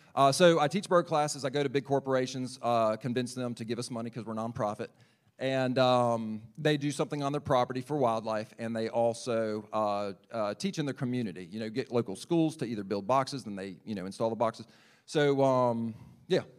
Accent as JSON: {"language": "English", "town": "Lexington", "region": "South Carolina", "country": "United States", "tie": "born or raised there", "also_born_or_lived": "Charleston", "said": "I was born and raised in South Carolina, uh, born in Lexington Medical Center. Uh, I grew up on the south side of Lake Murray"}